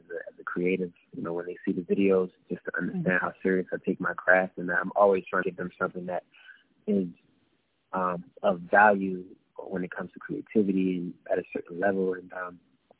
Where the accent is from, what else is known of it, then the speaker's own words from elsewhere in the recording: Baltimore, Maryland, United States; Growing up in Baltimore